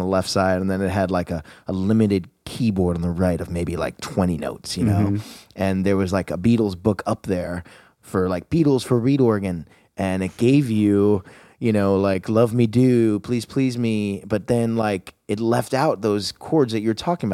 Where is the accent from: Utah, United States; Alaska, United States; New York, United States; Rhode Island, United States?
New York, United States; Long Island; I grew up on Long Island, not far from here. Maybe, let's say in car with no traffic, maybe 29 minutes